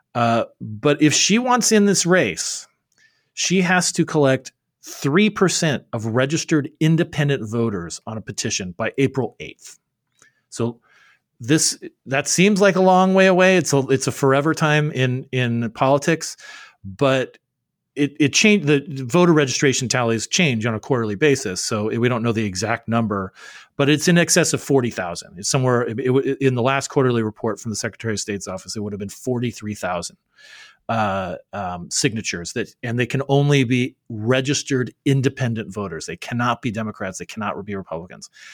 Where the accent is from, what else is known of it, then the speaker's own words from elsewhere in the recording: Arizona, United States; I'm from Arizona